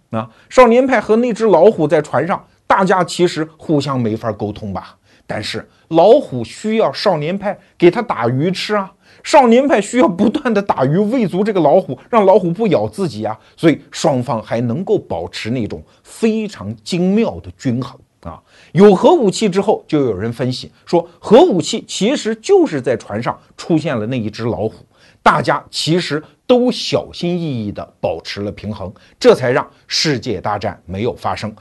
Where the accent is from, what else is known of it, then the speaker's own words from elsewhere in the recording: China; 就有点像我们中国人经常建那个大的水泥函馆啊